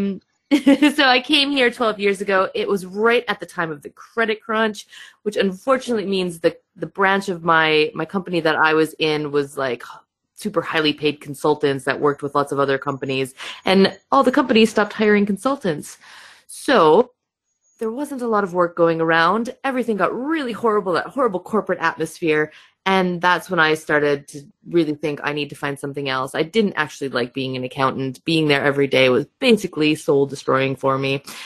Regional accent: Michigan, United States; accent: American; first language English; moved away as an adult; now in United Kingdom; I do have an accent. I am American. So, I am from Michigan in the US. I moved to the UK about 12 years ago now

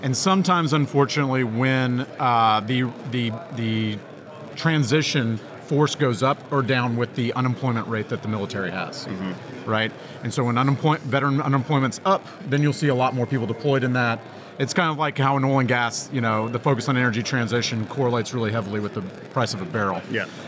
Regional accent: Texas, United States; I'm from Texas

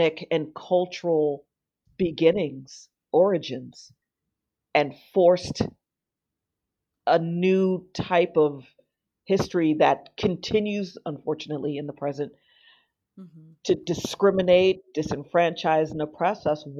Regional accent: Miami, Florida, United States; now in United Kingdom; I was born and raised in South Florida in Miami

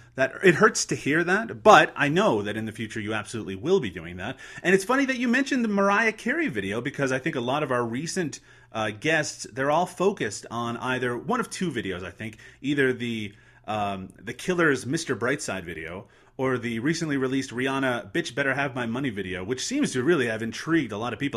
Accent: Newfoundland and Labrador, Canada; I'm from Newfoundland

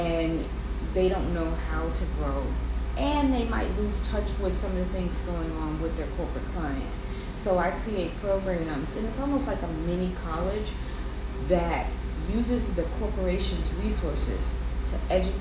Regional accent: Chicago, Illinois, United States; I'm born, raised, and lived in Chicago

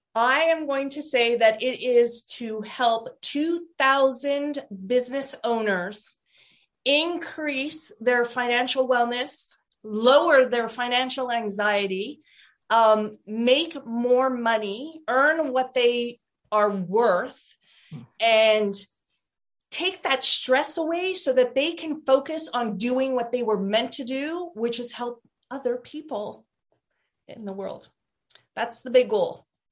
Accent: Portland, Oregon, United States; I am from Portland, Oregon

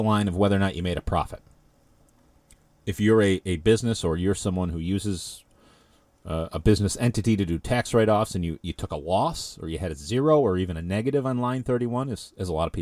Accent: Ilion, New York, United States; The Village of Ilion, my hometown, born and raised, graduated high school from there.

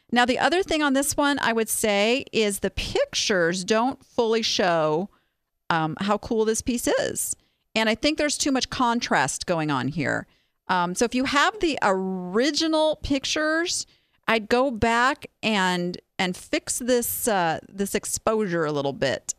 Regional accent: Southern California, United States; moved away; I born and raised on Disneyland in Southern California

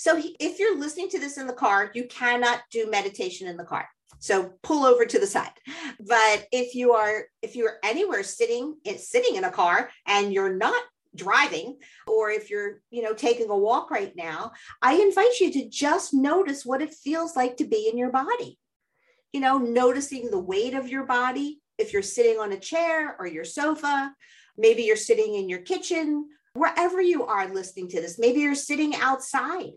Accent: Philadelphia, Pennsylvania, United States; I grew up here in Philadelphia

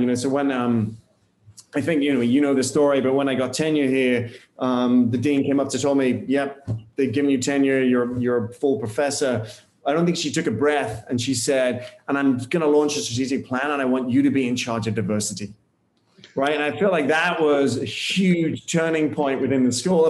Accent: United Kingdom; moved away as an adult; now in United States; as a Brit or a European arriving in the US

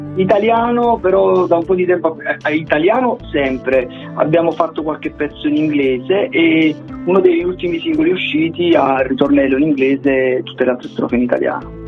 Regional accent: Caserta, Campania, Italy; qui a Caserta, che noi siamo di Caserta e siamo una delle poche band terrone

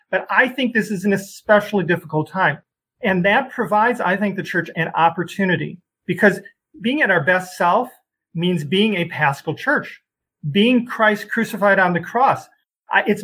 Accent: Chicago, Illinois, United States; now in Des Moines, United States; I come from Chicago.

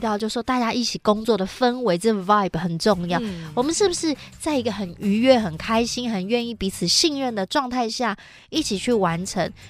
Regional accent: Hsinchu, Taiwan; 我是新竹人嘛

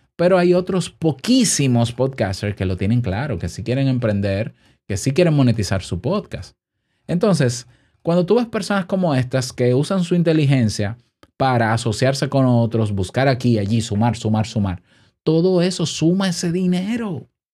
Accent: Dominican Republic; en mi país

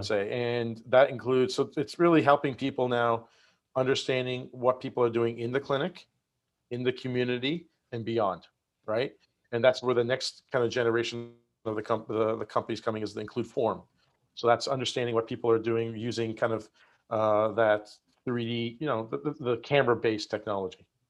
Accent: Nova Scotia, Canada; moved away as an adult; also born or lived in Michigan; now in San Diego, United States; grew up in Nova Scotia in Canada

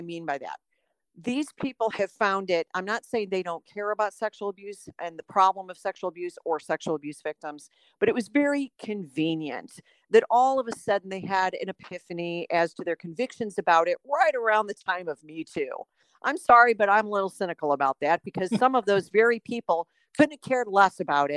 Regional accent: Chicago, Illinois, United States; moved away as an adult; now in Texas, United States; I had grown up in a different denomination and I was from Chicago

